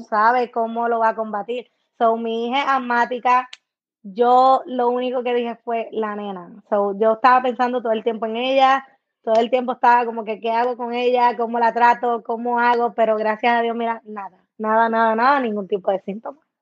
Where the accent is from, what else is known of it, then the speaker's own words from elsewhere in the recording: Puerto Rico; now in United States; uno vive en Estados Unidos y después ves las cosas de tu país